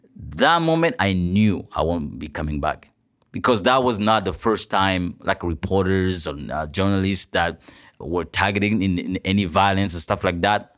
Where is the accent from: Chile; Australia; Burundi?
Burundi; moved away as an adult; now in Toronto, Canada; I'm a journalist from Burundi